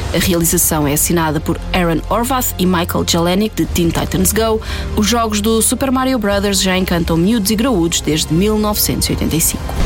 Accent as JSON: {"language": "Portuguese", "country": "Portugal", "said": "nossa herança enquanto portugueses colonizadores e colonizados"}